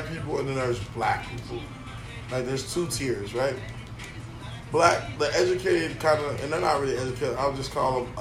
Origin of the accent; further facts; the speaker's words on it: Lake Worth, Florida, United States; That's just where we come from. I come from Lake Worth